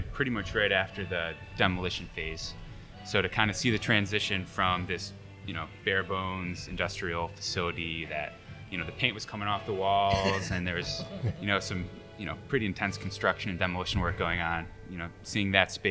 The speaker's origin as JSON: {"language": "English", "town": "Buffalo", "region": "New York", "country": "United States", "said": "I'm from Buffalo"}